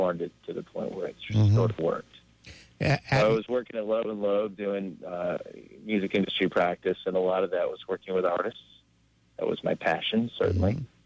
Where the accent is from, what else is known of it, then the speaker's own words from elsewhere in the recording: Southern Indiana, United States; moved away; I grew up in Southern Indiana